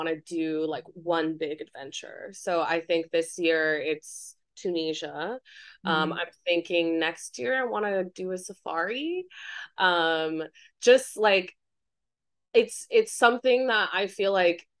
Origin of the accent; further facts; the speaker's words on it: Taiwan; I'm from Taiwan. It's very humid and hot